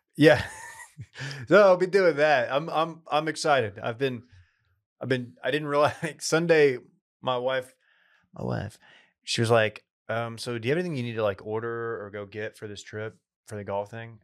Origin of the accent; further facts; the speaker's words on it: East Texas, United States; moved away; a lot of friends from my hometown